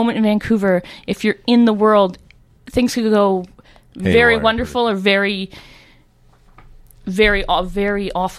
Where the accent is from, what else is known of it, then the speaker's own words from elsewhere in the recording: South East England, United Kingdom; I grew up in Surrey, I feel like I have all these associations